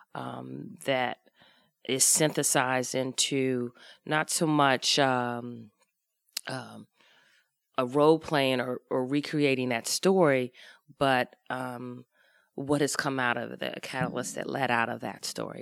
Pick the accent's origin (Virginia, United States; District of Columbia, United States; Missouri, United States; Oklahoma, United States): District of Columbia, United States; Washington; moved away; I grew up in Washington, D C, off of Georgia Avenue